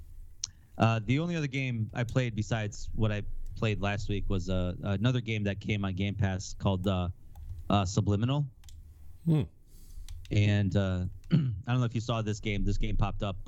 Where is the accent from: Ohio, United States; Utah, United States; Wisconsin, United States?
Wisconsin, United States; I'm from Wisconsin